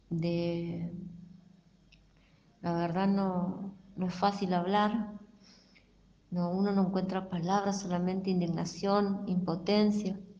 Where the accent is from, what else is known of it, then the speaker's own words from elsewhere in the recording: Villa Ángela, Chaco, Argentina; soy, soy de Villángela, Chaco